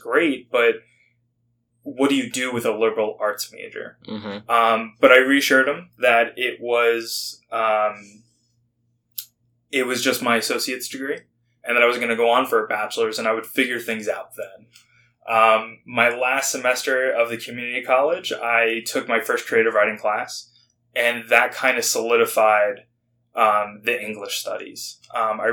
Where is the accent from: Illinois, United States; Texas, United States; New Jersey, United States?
New Jersey, United States; moved away as an adult; also born or lived in Michigan / South Carolina; I'm originally from New Jersey